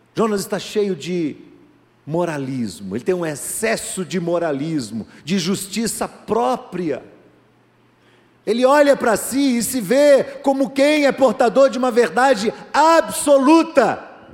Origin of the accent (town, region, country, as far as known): Brazil